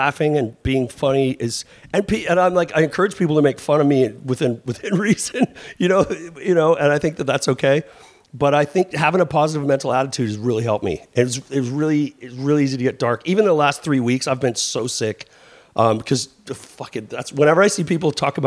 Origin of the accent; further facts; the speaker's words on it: Vancouver, British Columbia, Canada; moved away; also born or lived in Southern California / Bay Area; I grew up in Vancouver.